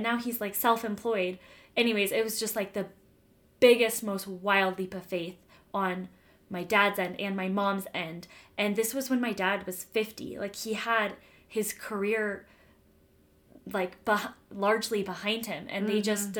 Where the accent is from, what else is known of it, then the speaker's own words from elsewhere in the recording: Denver, Colorado, United States; moved away as an adult; now in Utah, United States; I'm from Denver, as I've said before, and my family lived in Denver until a couple of years ago.